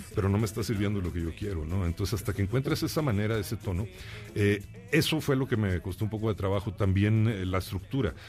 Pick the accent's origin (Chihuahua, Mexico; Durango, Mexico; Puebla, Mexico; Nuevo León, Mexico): Nuevo León, Mexico; Monterrey; me crié ahí, fíjate, yo nací en León, pero me llevaron de niño para el norte